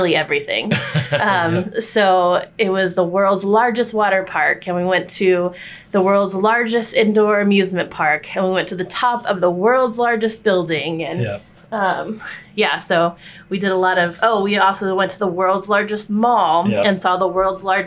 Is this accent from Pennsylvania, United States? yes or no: no; Texas, United States; now in New York City, United States; we grew up in Texas